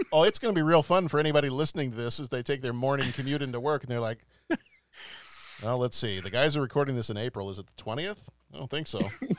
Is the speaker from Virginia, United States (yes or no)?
no; Dallas, Texas, United States; moved away; when I was growing up in Dallas